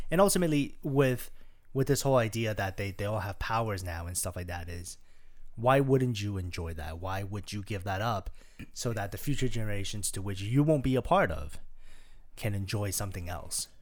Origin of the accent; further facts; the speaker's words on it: Toronto, Ontario, Canada; we're from Canada, we're from Toronto